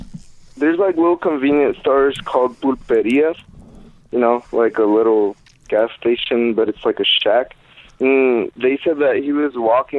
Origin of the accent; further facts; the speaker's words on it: Honduras; moved away; also born or lived in Jamaica; I was born in Honduras